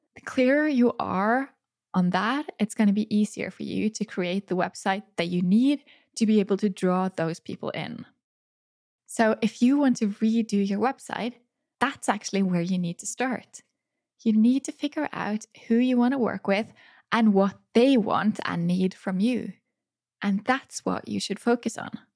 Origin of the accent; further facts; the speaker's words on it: Norway; photograph their wedding right here in my hometown